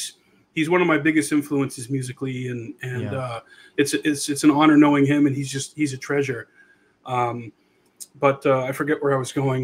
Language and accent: English; New Hampshire, United States; The next town over from where I grew up in New Hampshire